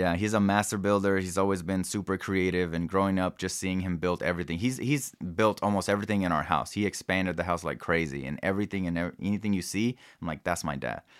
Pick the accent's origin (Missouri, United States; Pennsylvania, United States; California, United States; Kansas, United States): Missouri, United States; Kansas City; also born or lived in Mexico / New York / Denver; it was my neighborhood that I grew up in, and I was able to take over, uh, my family house where I grew up